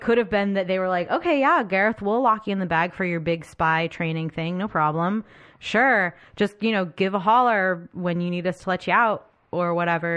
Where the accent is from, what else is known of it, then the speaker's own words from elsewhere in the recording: United States; as an American